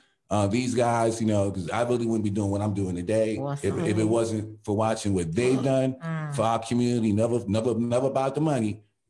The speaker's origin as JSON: {"language": "English", "town": "New York City", "region": "New York", "country": "United States", "tie": "born or raised there", "said": "I grew up in Lafayette Gardens in Bed-Stuy"}